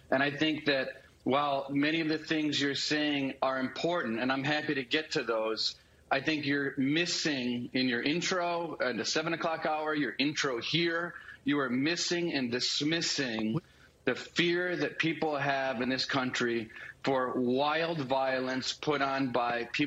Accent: Kenosha, Wisconsin, United States; I'm from Kenosha, spent my entire life uh, in Kenosha. My parents lived in Kenosha.

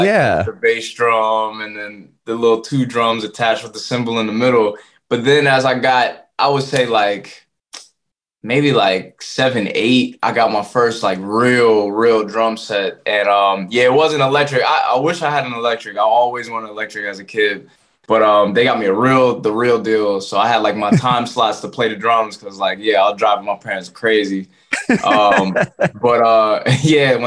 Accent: Voorhees, New Jersey, United States; also born or lived in Philadelphia; So I was born in Voorhees, New Jersey, raised in New Jersey pretty much. I live in Philly for some parts, but raised in Jersey.

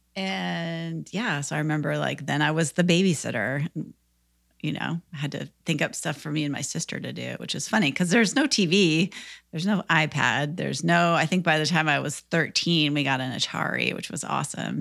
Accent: Minnesota, United States; now in Nashville, United States; I grew up in Minnesota

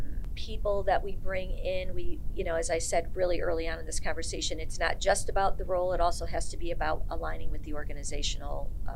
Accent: Ireland; Because I'm Irish. I can go quick sometimes.

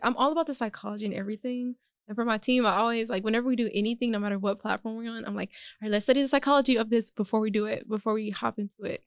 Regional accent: Houston, Texas, United States; born or raised there; also born or lived in Austin / Alief / Fort Bend

